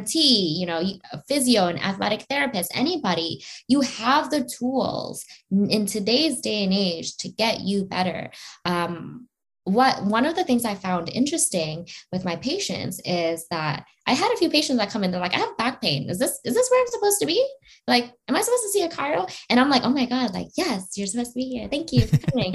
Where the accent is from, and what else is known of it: Canada